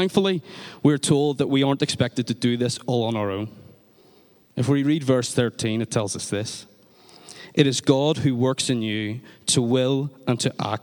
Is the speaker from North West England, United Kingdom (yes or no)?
no; Northern Ireland, United Kingdom; in Northern Ireland, we talk about giving off